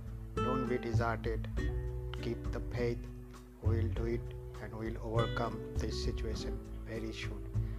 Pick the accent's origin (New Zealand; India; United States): India; from India.